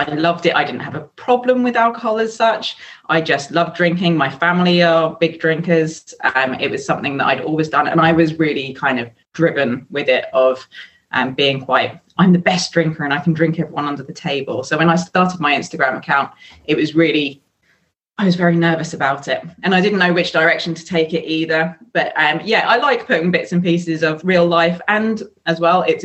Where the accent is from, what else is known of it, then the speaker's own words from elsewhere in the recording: England, United Kingdom; moved away as an adult; now in France; I grew up in the UK